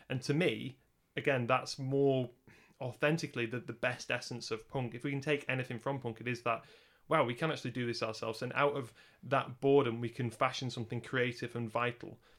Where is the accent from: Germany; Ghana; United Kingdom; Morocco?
United Kingdom; Lancashire, North West England; we're both from Lancashire